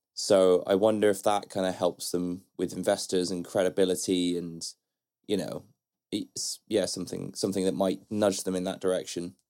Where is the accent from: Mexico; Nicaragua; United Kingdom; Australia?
United Kingdom; Bristol, South West England; Bristol, that's my hometown, and where I grew up